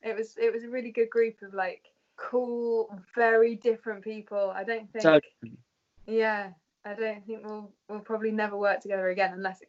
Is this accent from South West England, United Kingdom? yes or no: no; Beverley, Yorkshire and the Humber, United Kingdom; moved away as an adult; also born or lived in London; I was born in London and then moved up north there because they wanted to bring us up in the country and with their family. So, yeah, so I was in Beverley for like 18 years.